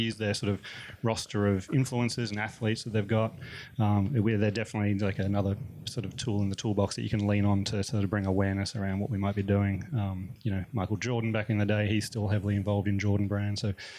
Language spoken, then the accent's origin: English; Melbourne, Victoria, Australia; moved away as an adult; now in United States; I'm from Melbourne originally. Been in the US for about 10 years now.